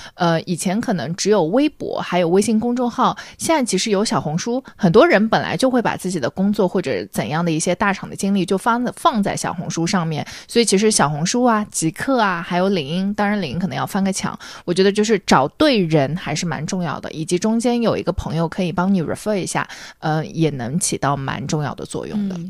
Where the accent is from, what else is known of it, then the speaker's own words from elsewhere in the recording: Shanghai, China; 我是上海人嘛